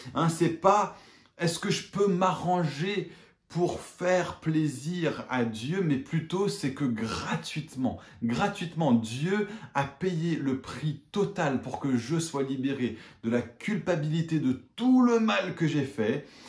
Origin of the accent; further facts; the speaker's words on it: England, United Kingdom; moved away; je suis toujours anglais